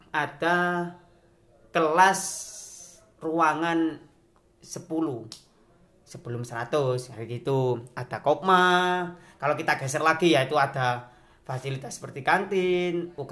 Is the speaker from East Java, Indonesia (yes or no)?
yes; Pasuruan, East Java, Indonesia; born there; apalagi saya itu lahir di kota Pasuruan, di Kabupaten Pasuruan.